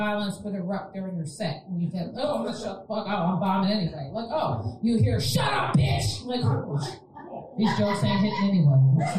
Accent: Aberdeen, Maryland, United States; now in Edgewood, United States; I'm not from Edgewood, I'm from Aberdeen. Get that sheep right. I just live in Edgewood.

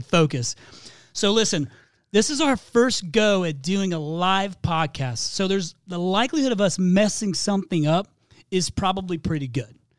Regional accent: Midwest, United States; now in Phoenix, United States; I'm from the Midwest

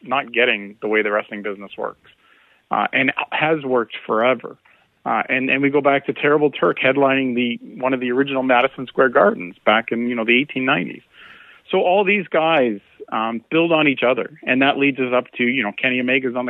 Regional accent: Canada; a Canadian

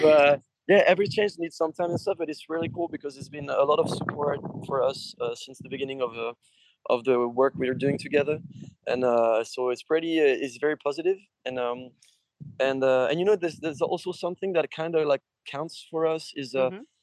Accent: France; we're from Europe we're French

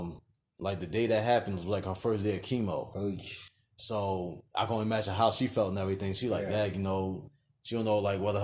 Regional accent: New Jersey, United States; moved away as an adult; now in Virginia, United States; like till I was like 19, and then that's when me and my mother and my sister we moved out of out of Jersey

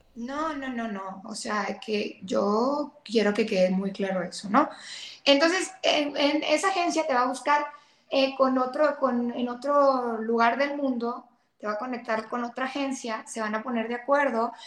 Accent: Mexico; yo también soy mexicana

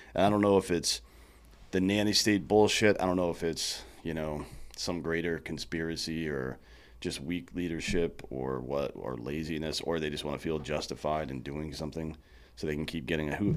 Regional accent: the Carolinas, United States; now in Texas, United States; I come from the Carolinas, too, so I kinda grew up on that kinda barbecue

